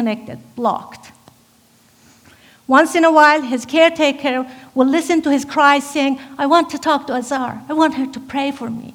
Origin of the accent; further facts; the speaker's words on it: Iranian Azerbaijan, Iran; moved away; I was born in Azerbaijan, Iran, the Caucasus region of Iran, which is a part of Iran that they speak Turkish, Kurdish, Armenian